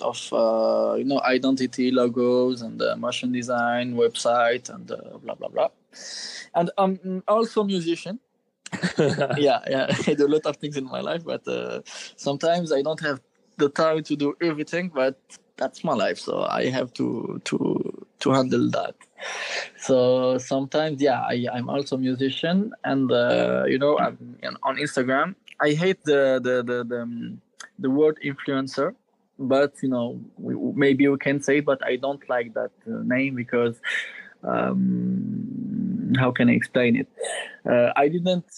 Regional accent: Algeria; moved away as an adult; now in Paris, France; I was born in Algeria and I grew up there.

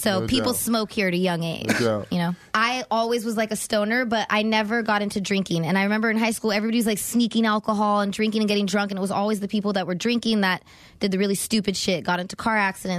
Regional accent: California, United States; Yep. From the Valley.

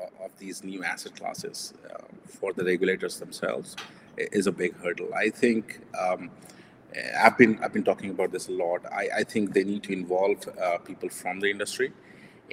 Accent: India; I'm Indian, so we value gold

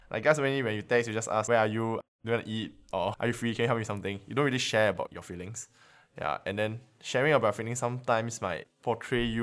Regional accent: Dubai, United Arab Emirates; I'm year three from Dubai, and I study nursing.

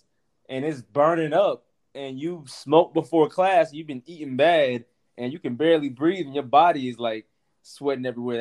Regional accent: North Carolina, United States; I'm from North Carolina, and my family is both from both my sides of the family are from the South. So I grew up like that.

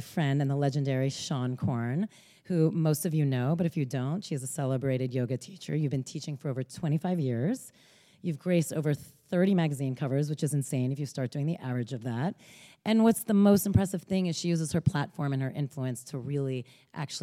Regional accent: Bergen County, northern New Jersey, United States; I'm from Northern Jersey, Bergen County

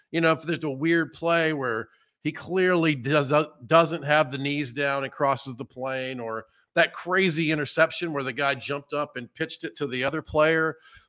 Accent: Georgia, United States; born or raised there

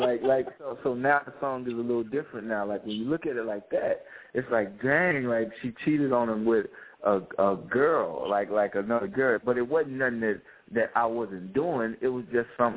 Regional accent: Louisiana, United States; also born or lived in Monroe, Louisiana; now in Atlanta, United States; I'm from Louisiana

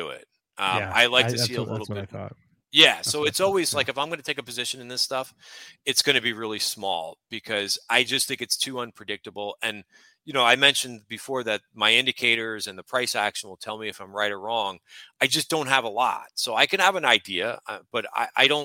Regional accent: North Plainfield, New Jersey, United States; now in New York City, United States; I grew up in Central Jersey. I'm in New York City now.

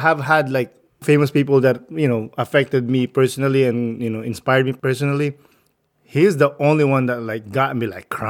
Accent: Rizal, Calabarzon, Philippines; I'm from Rizal, which is like south of Manila.

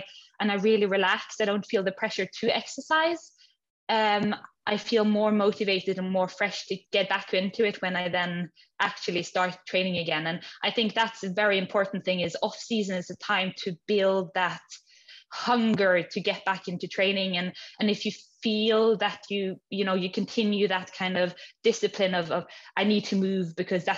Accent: Stavanger, Rogaland, Norway; also born or lived in Edinburgh, Scotland; I was born in Norway, in Stavanger, west coast, southwest

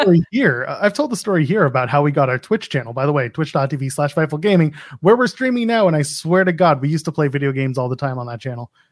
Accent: Canada; I'm a Canadian

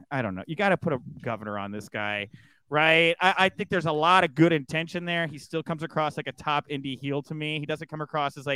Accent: Texas, United States; Well, I have an accent too. I'm from Texas

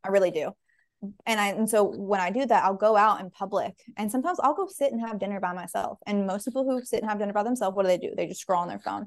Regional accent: Nashville, Tennessee, United States; also born or lived in Panama; I'm from Nashville, born and raised

